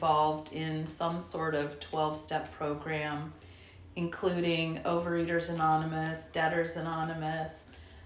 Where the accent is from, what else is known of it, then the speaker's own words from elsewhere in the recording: Portland, United States; Born and raised in Portland, child of alcoholics